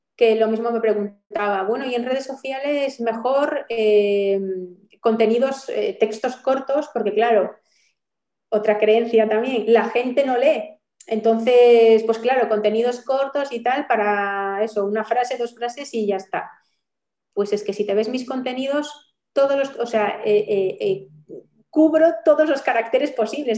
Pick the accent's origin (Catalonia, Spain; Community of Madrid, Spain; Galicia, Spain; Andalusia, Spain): Galicia, Spain; como buena gallega